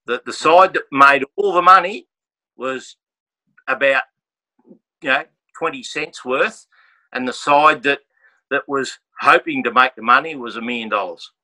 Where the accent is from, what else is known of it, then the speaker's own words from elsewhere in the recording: Australia; we come from Australia